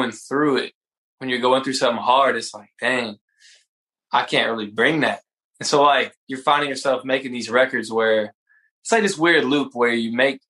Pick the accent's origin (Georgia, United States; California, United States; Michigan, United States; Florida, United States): Georgia, United States; Brunswick; also born or lived in Atlanta, Georgia; I grew up in Brunswick, Georgia